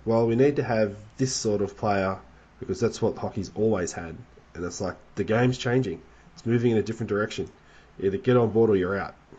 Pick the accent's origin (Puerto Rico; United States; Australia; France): Australia